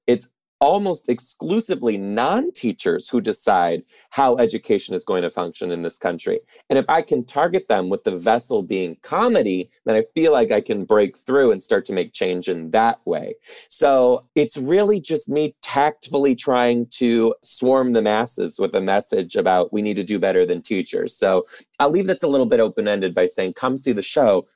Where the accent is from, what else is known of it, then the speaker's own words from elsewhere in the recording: Detroit, Michigan, United States; I'm originally from Detroit too